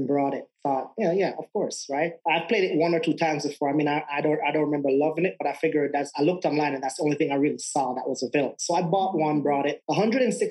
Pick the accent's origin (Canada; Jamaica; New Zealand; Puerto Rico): Jamaica; moved away as an adult; also born or lived in England; now in Denver, United States; I'm from Jamaica, and I live in Denver, Colorado now